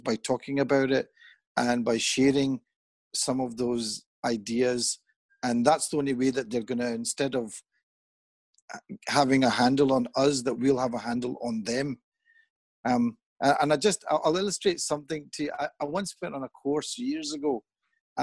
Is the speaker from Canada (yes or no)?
no; Pakistan; moved away; also born or lived in England; I'm Pakistani.